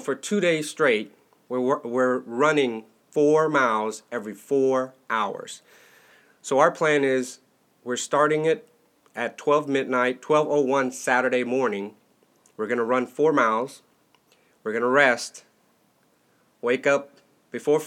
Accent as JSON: {"language": "English", "town": "Dallas", "region": "Texas", "country": "United States", "tie": "born or raised there", "said": "I'm born and raised in Otis, Dallas, and we're here in Texas."}